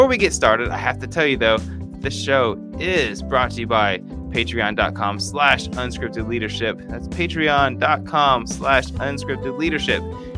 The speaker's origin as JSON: {"language": "English", "town": "Fairborn", "region": "Ohio", "country": "United States", "tie": "born or raised there", "said": "my hometown, Fairborn, Ohio."}